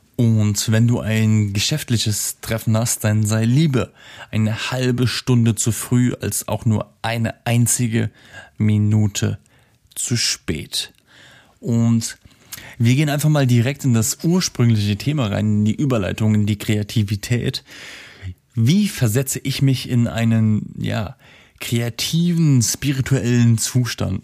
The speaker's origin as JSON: {"language": "German", "town": "Simmern", "region": "Rhineland-Palatinate", "country": "Germany", "tie": "born or raised there", "moved": "yes", "said": "meiner alten Heimat in Simmern"}